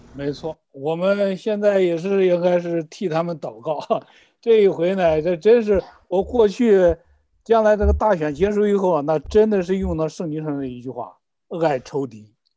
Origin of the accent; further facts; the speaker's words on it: China; 我们中国人